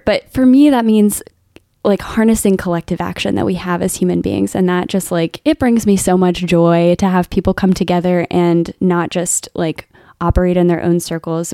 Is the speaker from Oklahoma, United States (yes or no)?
no; Alexandria, Virginia, United States; moved away as an adult; also born or lived in San Francisco; now in Baton Rouge, United States; I grew up in Alexandria, Virginia